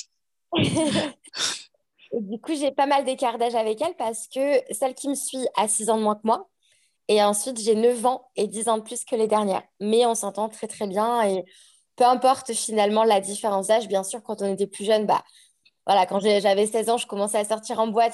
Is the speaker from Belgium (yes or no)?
no; Annecy, Auvergne-Rhône-Alpes, France; moved away as an adult; also born or lived in Aix-les-Bains, France; now in Queenstown, New Zealand; je suis née à Annecy, j'ai grandi euh, toute mon enfance sur Annecy.